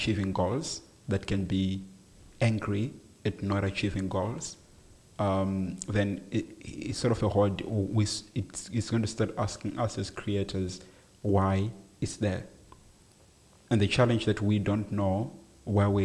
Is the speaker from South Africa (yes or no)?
yes; South Africa; I am a South African citizen.